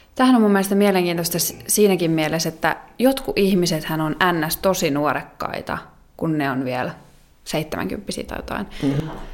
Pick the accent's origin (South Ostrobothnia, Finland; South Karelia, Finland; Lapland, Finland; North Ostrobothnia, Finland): South Ostrobothnia, Finland; moved away; also born or lived in Oulu / Eastern Finland; mä taas olen Etelä-Pohjanmaalta itse kotoisin